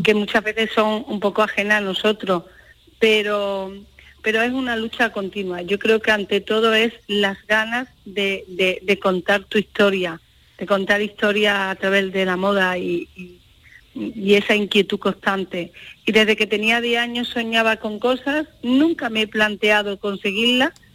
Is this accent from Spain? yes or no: yes; Andalusia, Spain; orgullo ser andaluza, ser mujer, ser gitana